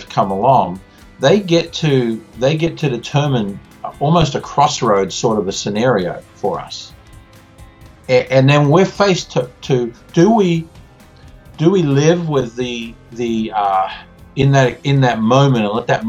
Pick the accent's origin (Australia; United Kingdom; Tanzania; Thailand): Australia; now in Indianapolis, United States; I am actually more American than I am Australian now, because I've been in this country longer than I was in my own growing up.